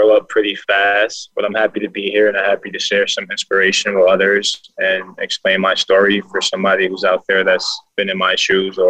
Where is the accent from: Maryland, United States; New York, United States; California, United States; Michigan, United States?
New York, United States; New York City; moved away; I'm from Bronx, New York